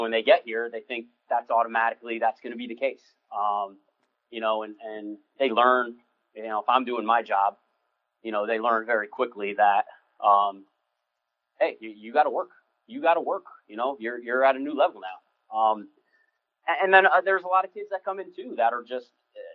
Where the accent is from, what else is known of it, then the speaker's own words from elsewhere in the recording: New Jersey, United States; moved away as an adult; also born or lived in West Lafayette, Indiana / Michigan; I was born and raised in New Jersey. I'm a city guy